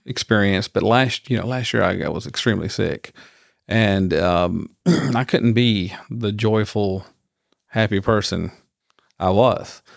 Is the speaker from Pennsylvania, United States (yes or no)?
no; rural Georgia, United States; now in Houston, United States; I grew up in Georgia, but, n, not in Atlanta